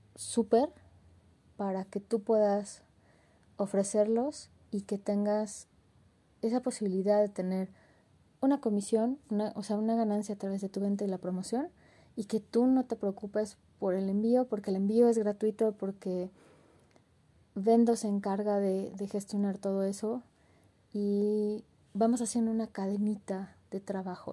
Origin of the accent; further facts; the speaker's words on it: Mexico; nos unen como mexicanos